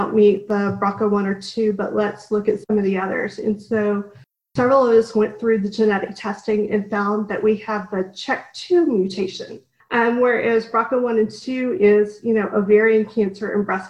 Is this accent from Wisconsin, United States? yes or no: no; Dallas, Texas, United States; moved away; also born or lived in Washington, D.C.; I grew up in Dallas